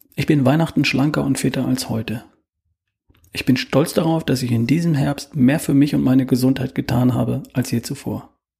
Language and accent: German; Germany; bei uns in Deutschland